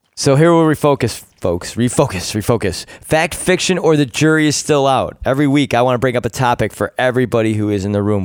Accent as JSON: {"language": "English", "town": "Rochester", "region": "New York", "country": "United States", "tie": "born or raised there", "said": "I am born and raised in Rochester, New York."}